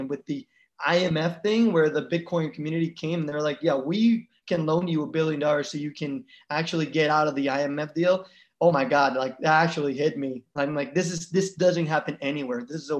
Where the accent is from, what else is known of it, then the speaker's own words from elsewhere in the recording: Panama; I actually love it for Central America. I'm from Panama.